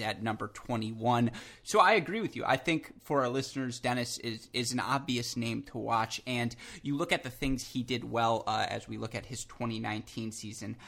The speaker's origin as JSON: {"language": "English", "region": "Michigan", "country": "United States", "said": "I'm from Michigan."}